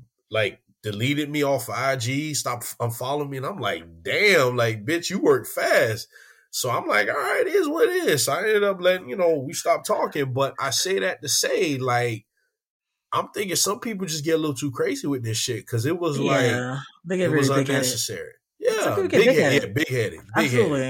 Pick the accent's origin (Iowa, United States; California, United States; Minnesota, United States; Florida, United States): Florida, United States; Miami; I always say I'm from Miami